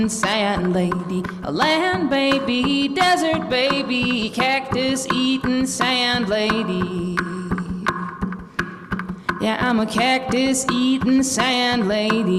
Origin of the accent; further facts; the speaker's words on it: New Mexico, United States; moved away; also born or lived in San Francisco; I'm from New Mexico, so I didn't quite understand the ocean